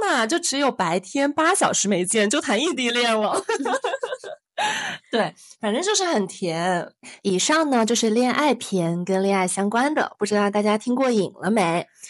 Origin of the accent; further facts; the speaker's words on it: northern China, China; 我是北方人